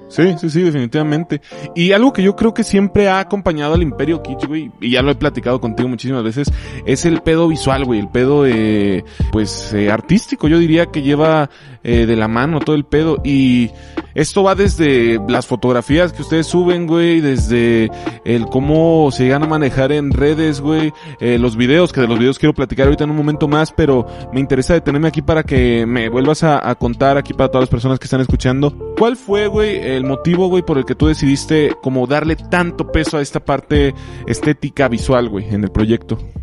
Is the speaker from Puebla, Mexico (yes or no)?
no; Moroleón, Guanajuato, Mexico; yo también soy oriundo de Moroleón, Guanajuato